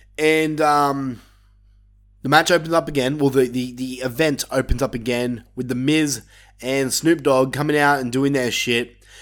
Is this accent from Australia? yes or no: yes; Australia; my home country